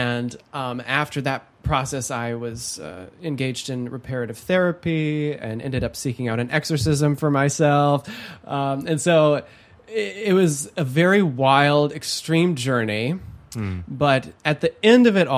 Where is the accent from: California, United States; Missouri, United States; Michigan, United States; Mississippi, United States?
Michigan, United States; Holland; I was raised in Holland, Michigan, one of the most conservative counties in the United States.